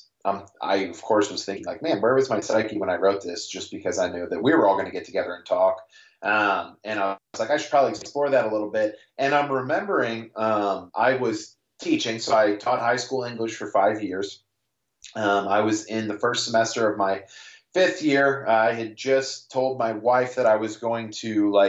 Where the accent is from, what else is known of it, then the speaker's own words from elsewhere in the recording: St. Louis, Missouri, United States; I'm from St. Louis, Missouri